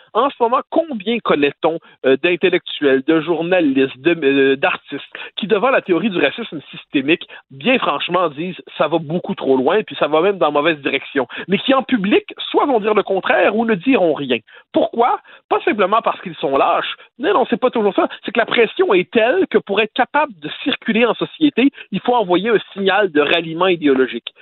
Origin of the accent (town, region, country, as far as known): Quebec, Canada